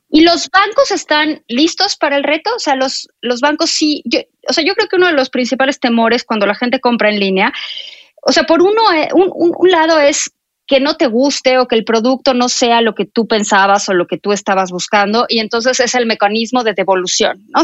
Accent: Mexico

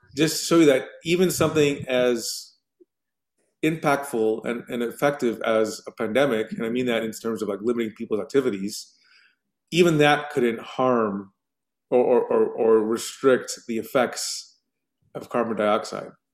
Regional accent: United States; as an American

